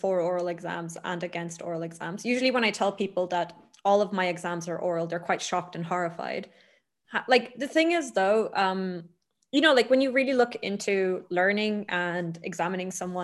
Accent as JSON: {"language": "English", "country": "Ireland", "moved": "as an adult", "lives_now": "Italy", "said": "I'm from Ireland."}